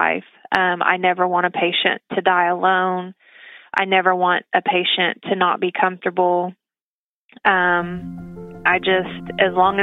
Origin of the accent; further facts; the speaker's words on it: Tahlequah, Oklahoma, United States; I was born and raised here in Tahlequah